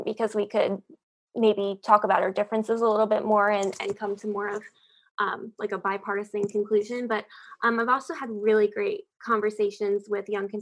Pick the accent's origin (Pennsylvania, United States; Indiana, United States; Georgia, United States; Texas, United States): Pennsylvania, United States; I'm from Pennsylvania